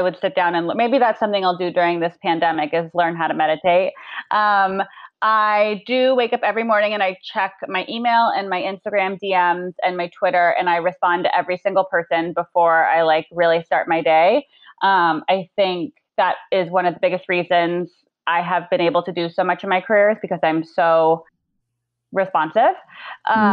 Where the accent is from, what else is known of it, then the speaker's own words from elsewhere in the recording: Arizona, United States; moved away; we grew up in Arizona